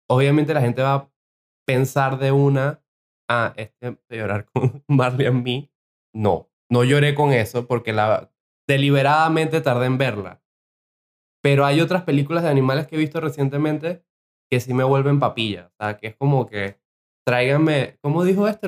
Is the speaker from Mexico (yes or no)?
no; Venezuela; moved away; Vengo de Venezuela